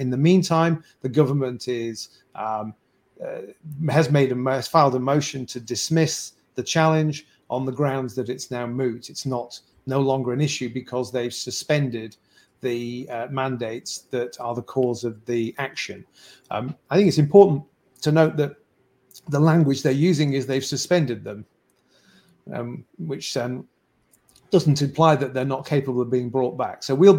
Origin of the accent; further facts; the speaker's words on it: Canada; So said I'm a Canadian citizen who believes that the forcing people to do something against their will